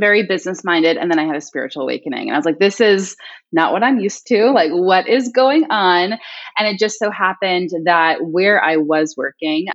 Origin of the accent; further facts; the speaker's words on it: Long Island, New York, United States; I'm originally from Long Island